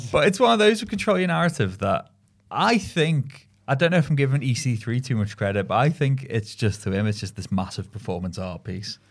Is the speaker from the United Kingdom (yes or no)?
yes; Merseyside, North West England, United Kingdom; growing up in Merseyside